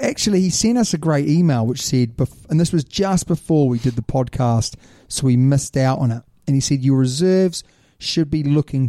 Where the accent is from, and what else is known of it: New Zealand